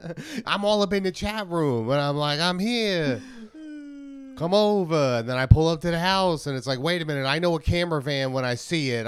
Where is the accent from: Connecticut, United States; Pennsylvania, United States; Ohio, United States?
Ohio, United States; I'm from Ohio